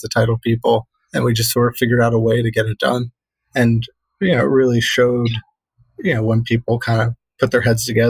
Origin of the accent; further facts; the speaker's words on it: Delaware, United States; moved away; when I grew up in Delaware